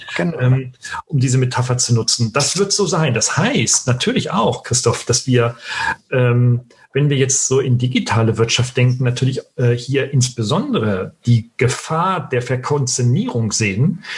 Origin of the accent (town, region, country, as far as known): Germany